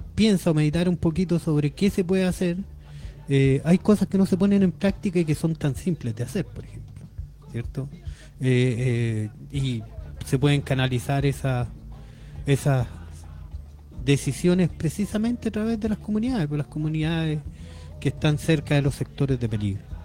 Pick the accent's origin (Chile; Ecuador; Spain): Chile; como chileno